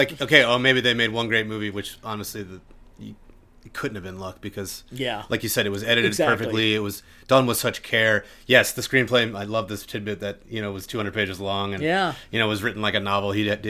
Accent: Wilmington, Delaware, United States; I'm from Wilmington, Delaware.

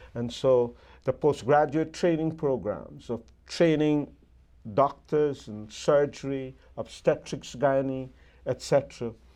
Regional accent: Guyana; when I grew up in Guyana

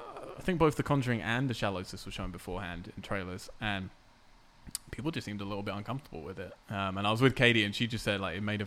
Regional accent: England, United Kingdom; moved away; growing up in England

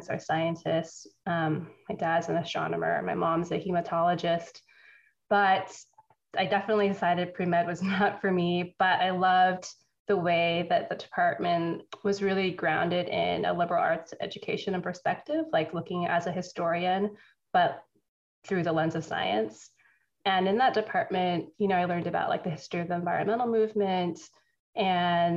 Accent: East Bay, San Francisco Bay Area, California, United States; moved away; I grew up in the San Francisco Bay Area in the East Bay

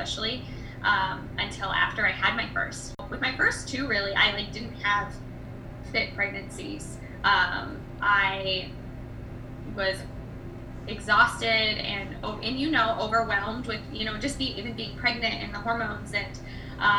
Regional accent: Iowa, United States; moved away as an adult; now in California, United States; I am originally from Iowa

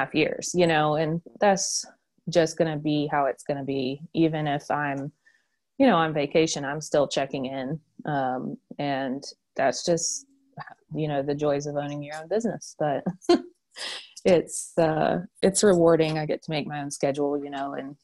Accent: Asheville, North Carolina, United States; I'm from Asheville

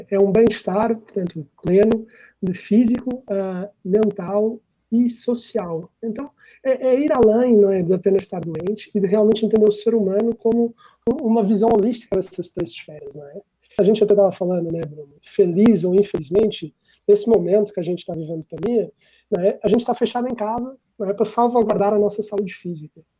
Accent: Portugal; é, sou português

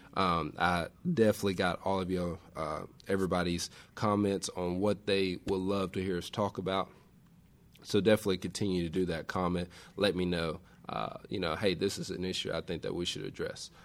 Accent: West Tennessee, United States; I grew up on West Tennessee

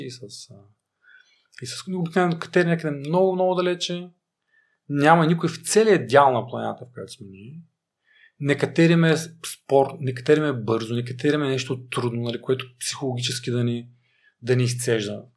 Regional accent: Stara Zagora, Stara Zagora Province, Bulgaria; аз съм от Стара Загора

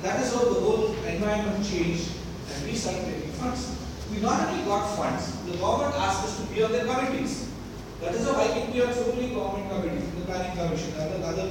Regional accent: India; I'm an Indian

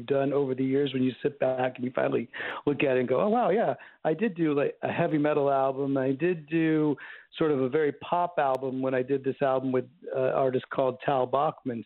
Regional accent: Bay Area, outside of Oakland, California, United States; now in Los Angeles, United States; Yeah, originally I'm from the Bay Area. I'm from outside of Oakland, California.

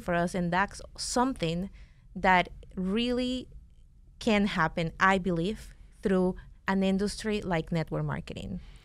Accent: Venezuela; English is a second language; now in United States; we're from Venezuela

